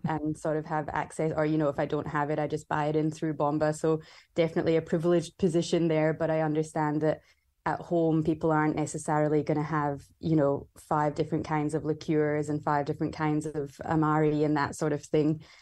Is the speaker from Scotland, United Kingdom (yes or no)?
yes; Scotland, United Kingdom; moved away as an adult; also born or lived in Vancouver, Canada; now in Melbourne, Australia; I grew up in Scotland